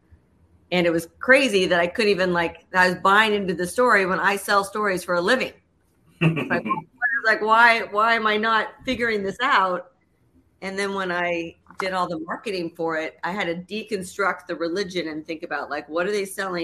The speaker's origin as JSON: {"language": "English", "town": "Los Angeles", "region": "California", "country": "United States", "tie": "born or raised there", "also_born_or_lived": "New York City", "moved": "yes", "lives_now": "Chicago, United States", "said": "I grew up in Southern California"}